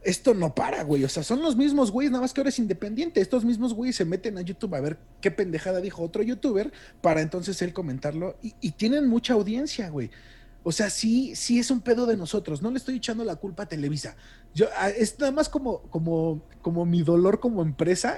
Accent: Mexico; hablando como público mexicano

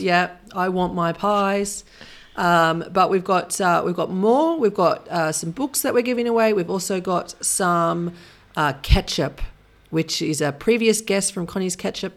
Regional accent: Sydney, New South Wales, Australia; moved away; I'm from Sydney

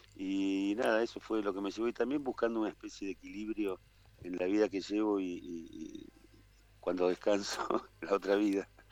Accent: Buenos Aires, Argentina; moved away as an adult; now in Nono, Argentina; soy, porteño y, y hace veintipico de años me vine a vivir a la sierra

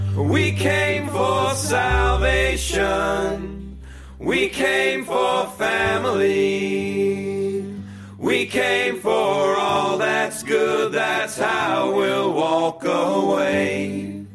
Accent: California, United States; now in Hawaii, United States; I'm from California. I live in Hawaii

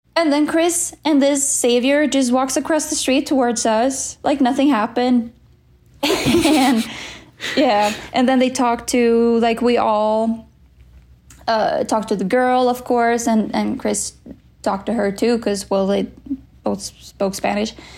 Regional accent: Sweden; in my life in Sweden

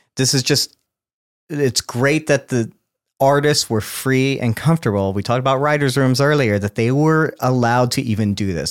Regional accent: South Texas, United States; I grew up in South Texas

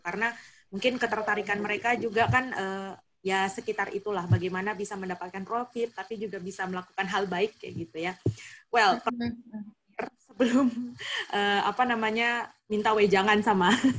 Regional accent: Jayapura, Papua, Indonesia; asalku dari Papua aku bilang kayak gitu oh iya terus dia bilang di daerah mana gitu kan aku bilang di Jayapura

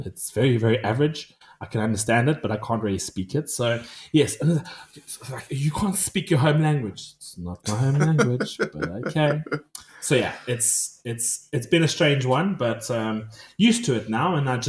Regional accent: South Africa; now in Shenyang, China; I'm South African, but I'm not South African.

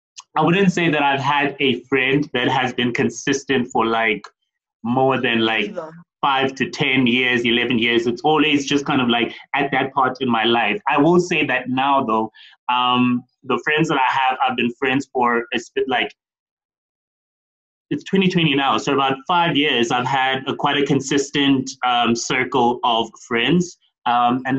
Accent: East London, Eastern Cape, South Africa; now in Johannesburg, South Africa; I'm from East London, yeah. But then I moved to Joburg.

